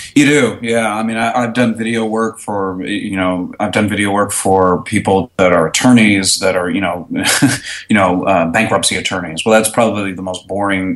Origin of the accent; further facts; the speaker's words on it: Connecticut, United States; moved away as an adult; now in Dallas, United States; originally Connecticut. I moved down here about '95 to attend college, and then I just stayed after graduating